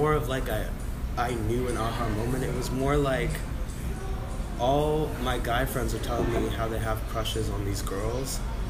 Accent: Dallas, Texas, United States; So, I'm from Dallas, Texas.

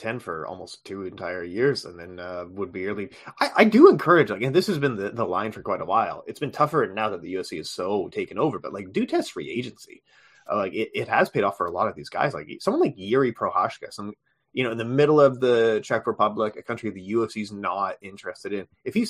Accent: Canada; As a Canadian

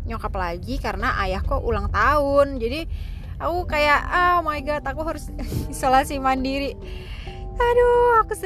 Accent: Bogor, West Java, Indonesia; karena karena aku dari Bogor jadi lebih deket kan kalau ke BSD

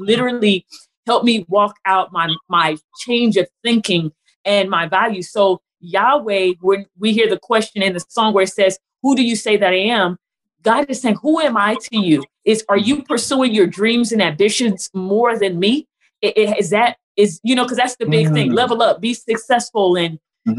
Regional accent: California, United States; now in Texas, United States; I'm originally from California.

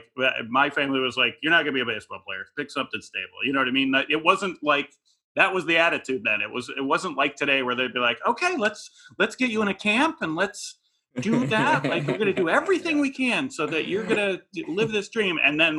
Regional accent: Midwest, United States; I grew up in the Midwest. I didn't know anyone.

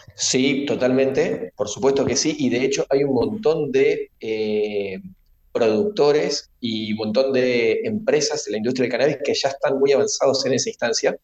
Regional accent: Rosario, Santa Fe, Argentina; nosotros que somos rosarinos

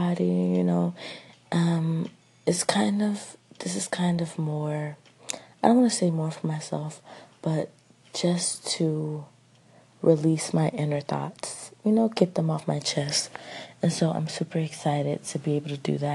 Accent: Atlanta, Georgia, United States; moved away as an adult; now in New York, United States; I am originally from Atlanta, Georgia, but I go to school in New York now

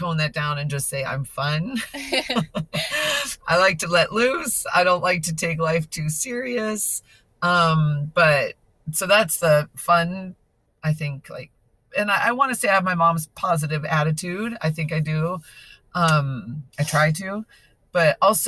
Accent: Chicago, Illinois, United States; now in Rocklin, United States; I grew up in the northern suburbs of Chicago

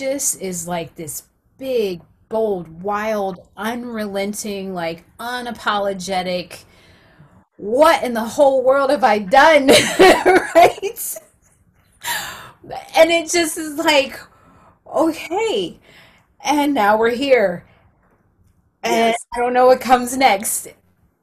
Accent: South Carolina, United States; I'm from South Carolina

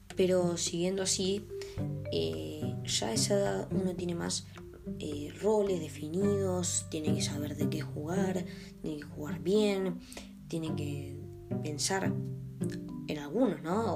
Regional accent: Argentina; siendo argentino.

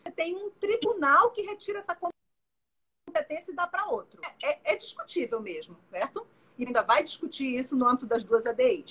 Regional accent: Pará, Brazil; moved away as an adult; now in Rio de Janeiro, Brazil; eu sou paraense, moro no Rio, mas sou paraense e, e, e morava nessa, nessa, época lá

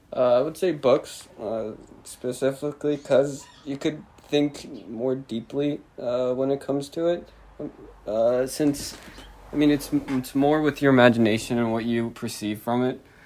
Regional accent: New Jersey, United States; I'm a Jersey boy. I've been living in New Jersey my entire life.

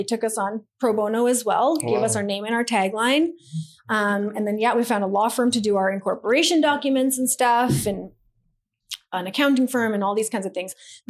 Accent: India; A lot of the stuff we did for free because I'm Indian and we don't pay for shit.

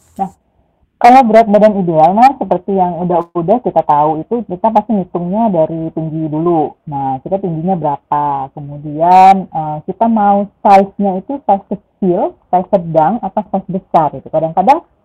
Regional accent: Padang, West Sumatra, Indonesia; now in Bintaro, South Tangerang, Indonesia; saya lahirnya di Padang, saya Minangis

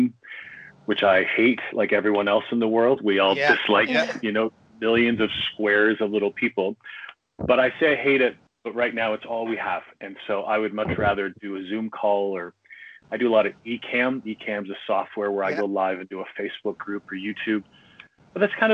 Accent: Canada; I'm Canadian living outside Toronto

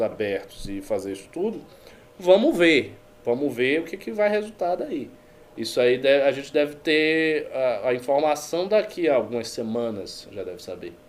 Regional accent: Bahia, Brazil; moved away; Lá na Bahia, de onde eu venho

